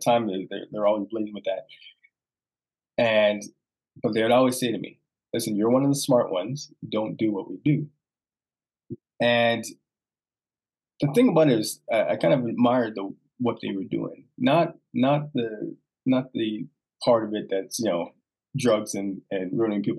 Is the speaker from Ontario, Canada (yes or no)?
yes; Toronto, Ontario, Canada; Born and raised in Toronto